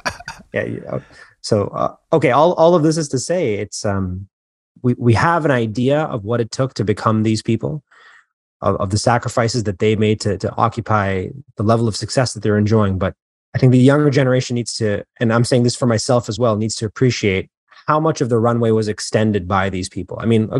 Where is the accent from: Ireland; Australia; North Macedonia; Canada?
Canada; moved away as an adult; also born or lived in Queens, United States; now in New York, United States; I recently transitioned from Toronto, Canada to New York, but I was actually born in New York. I was born in Queens. Mm-hmm. And then my family moved to Canada when I was, I think, 6 or 7. I spent most of my life there.